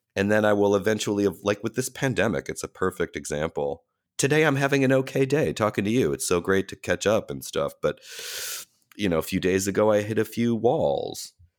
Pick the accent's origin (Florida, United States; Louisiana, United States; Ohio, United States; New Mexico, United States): Ohio, United States; Cleveland; now in New York, United States; that whole experience growing up that way in a city like Cleveland